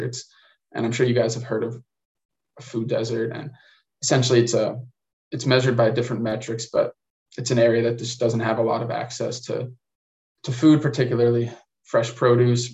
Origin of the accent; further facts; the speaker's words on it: Illinois, United States; I'm from Illinois